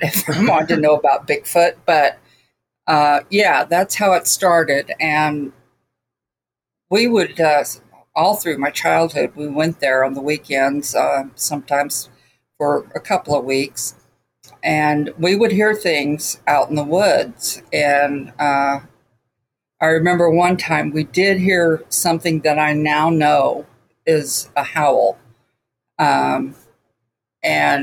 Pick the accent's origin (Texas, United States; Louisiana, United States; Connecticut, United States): Texas, United States; Houston; moved away; we came from Houston